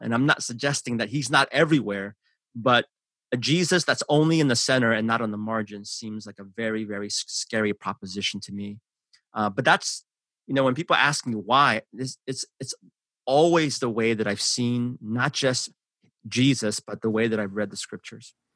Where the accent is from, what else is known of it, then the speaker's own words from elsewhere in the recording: San Francisco, California, United States; English is a second language; also born or lived in Seoul, South Korea; I grew up in San Francisco, uh, that's where my heart is still